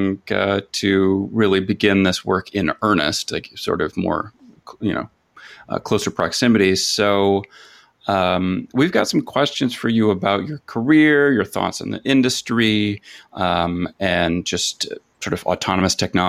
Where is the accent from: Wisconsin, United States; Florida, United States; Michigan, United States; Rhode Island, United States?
Michigan, United States; also born or lived in West Coast; I'm from Michigan